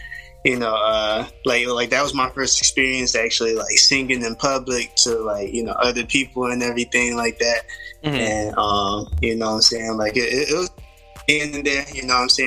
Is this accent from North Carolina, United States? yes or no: yes; Fayetteville, North Carolina, United States; also born or lived in Hope Mills, North Carolina; I was born in Fayetteville. Lived in Hope Mills, but I went to school and everything in Fayetteville